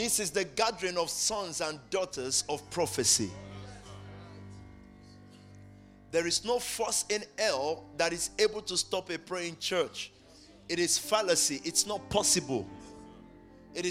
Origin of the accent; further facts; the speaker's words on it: Nigeria; now in United Kingdom; as we say it in Nigeria